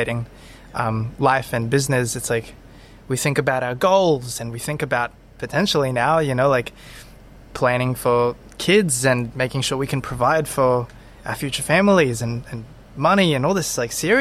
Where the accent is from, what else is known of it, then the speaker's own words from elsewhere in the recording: Brisbane, Queensland, Australia; also born or lived in Zephyrhills, Florida, United States; most of my memories these days are like from living in Brisbane, Australia. And I feel like I had a wonderful childhood